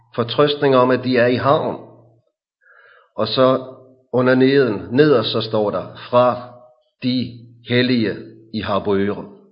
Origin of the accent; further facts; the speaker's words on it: Hillerød, Capital Region of Denmark, Denmark; I vores forsamling i Hillerød, hvor jeg kommer fra